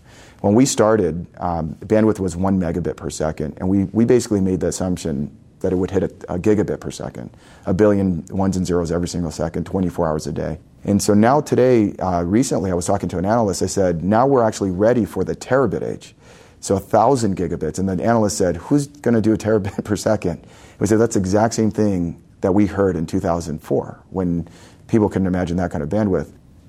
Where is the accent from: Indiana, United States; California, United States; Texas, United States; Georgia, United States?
California, United States; Los Angeles; So I was born here in Southern California. I grew up in LA.